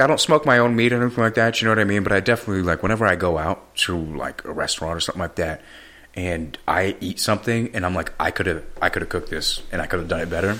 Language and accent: English; San Francisco, California, United States; I'm from San Francisco.